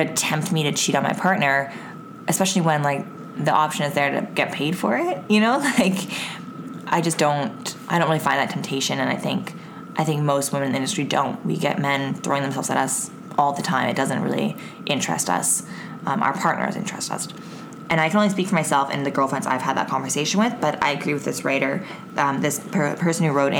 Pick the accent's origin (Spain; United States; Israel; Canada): Canada